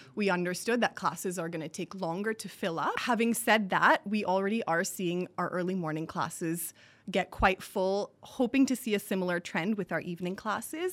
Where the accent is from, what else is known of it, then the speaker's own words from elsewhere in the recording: Singapore; also born or lived in Boston / New York; now in India; I grew up in Singapore